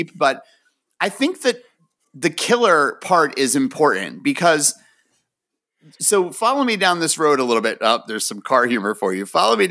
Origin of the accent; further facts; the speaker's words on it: United States; also born or lived in Florida; I grew up right outside of New York City